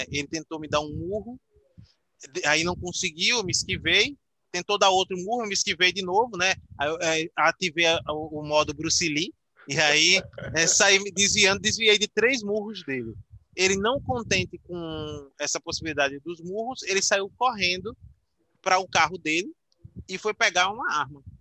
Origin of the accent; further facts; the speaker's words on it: Aracaju, Sergipe, Brazil; now in Maceió, Brazil; Que eu sou de Aracaju, de Sergipe, mas moro em Maceió há 13 ou 14 anos, é, desde 2009.